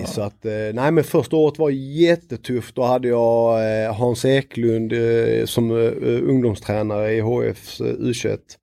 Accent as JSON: {"language": "Swedish", "town": "Lund", "region": "Skåne", "country": "Sweden", "tie": "born or raised there", "moved": "as an adult", "lives_now": "Stockholm, Sweden", "said": "Jag är född i Lund, eh, började spela i Krubban, Lunds BK."}